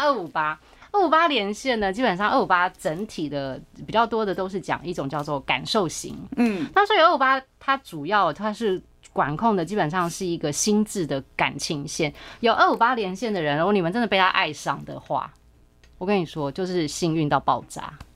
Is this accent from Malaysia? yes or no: no; Taiwan; 我们自己台湾就有什么十大建设